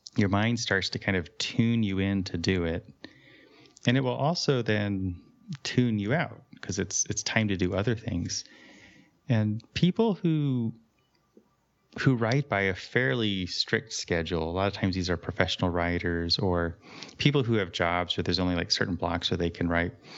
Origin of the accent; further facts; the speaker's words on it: California, United States; moved away; I grew up in California